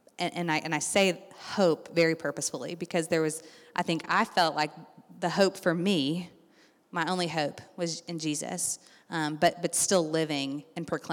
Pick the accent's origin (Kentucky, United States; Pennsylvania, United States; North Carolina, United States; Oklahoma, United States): Kentucky, United States; Lexington; I grew up here in Lexington going to the Spanish immersion program, magnet schools